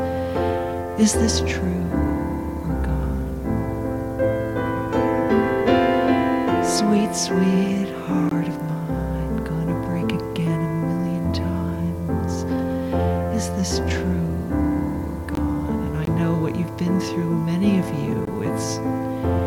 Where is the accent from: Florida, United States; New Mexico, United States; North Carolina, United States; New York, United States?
New York, United States; I'm from New York